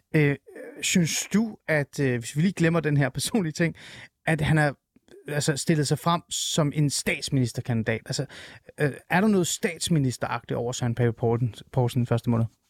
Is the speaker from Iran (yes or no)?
yes; Iran; now in Denmark; jeg er jo iraner